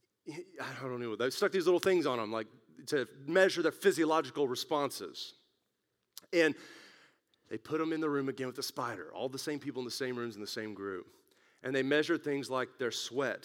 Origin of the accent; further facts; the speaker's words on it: West Texas, United States; moved away; when I grew up in West Texas